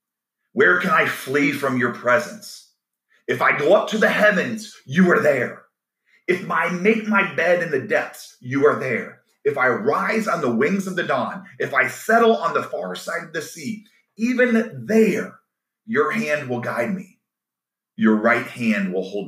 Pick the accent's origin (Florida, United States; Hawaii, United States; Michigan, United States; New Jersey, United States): Florida, United States; Orlando; I grew up in Orlando, Florida